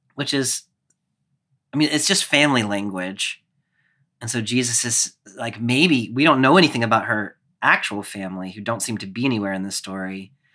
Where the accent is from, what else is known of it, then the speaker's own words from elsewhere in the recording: Clemson, South Carolina, United States; my hometown of Clemson, which is about ten thousand people